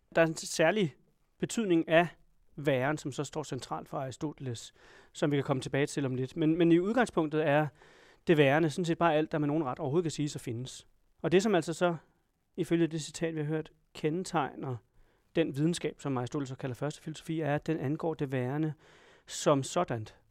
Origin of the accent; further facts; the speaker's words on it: Denmark; Jeg har sikkert nogle politiske opfattelser, som kommer af at være dansker